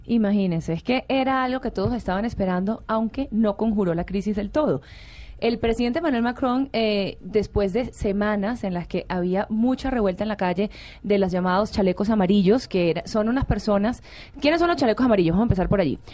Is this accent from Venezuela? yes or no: yes; Venezuela; yo como venezolana